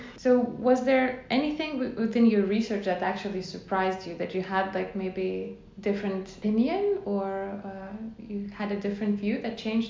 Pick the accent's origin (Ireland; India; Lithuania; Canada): Lithuania; born or raised there; now in Netherlands